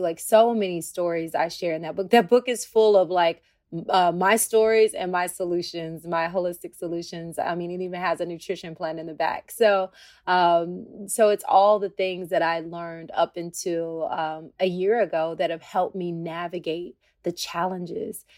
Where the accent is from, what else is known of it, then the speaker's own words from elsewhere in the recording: Tennessee, United States; moved away; I'm a country girl. I'm from Tennessee